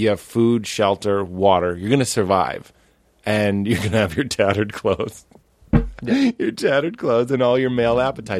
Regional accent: Canada; I'm Canadian.

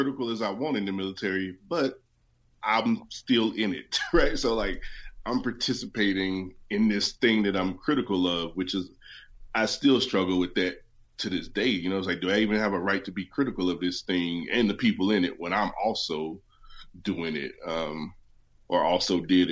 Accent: West Virginia, United States; moved away; I'm from West Virginia, so my L's don't show up in the middle of my words often.

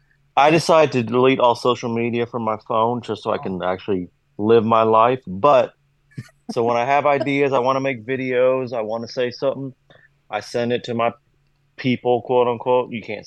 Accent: Kentucky, United States; Must be because I'm from Kentucky or something.

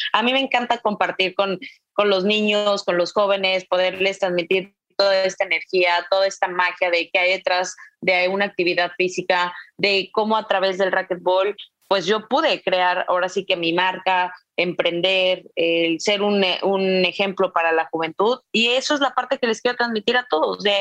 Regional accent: San Luis Potosí, Mexico; moved away as an adult; also born or lived in United States; now in Nuevo León, Mexico; Yo soy originaria de San Luis Potosí, llevo nueve años radicando en Nuevo León

